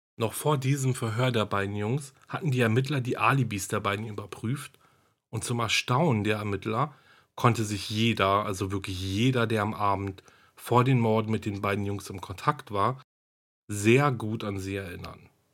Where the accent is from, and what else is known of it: Germany